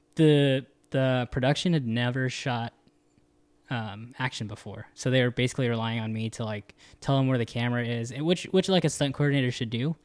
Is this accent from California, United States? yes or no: yes; the Bay Area, California, United States; moved away; I was from the Bay